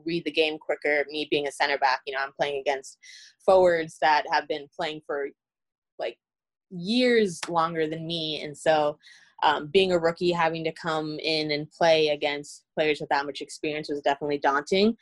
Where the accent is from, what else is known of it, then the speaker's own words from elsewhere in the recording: South Florida, United States; moved away as an adult; I grew up in Florida